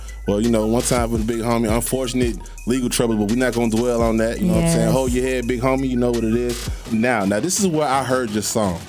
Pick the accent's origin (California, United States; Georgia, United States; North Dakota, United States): Georgia, United States; Atlanta; I'm from Atlanta